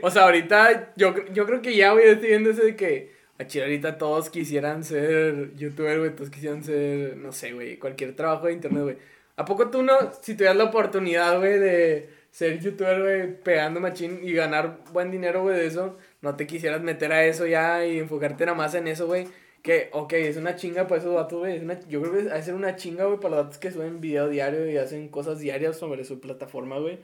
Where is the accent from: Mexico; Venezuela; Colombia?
Mexico; aquí somos bien así